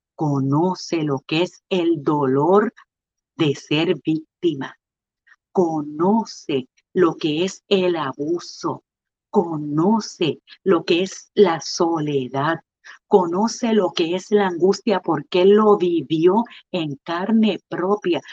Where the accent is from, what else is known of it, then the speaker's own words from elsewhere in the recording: Puerto Rico; como buenos puertorriqueños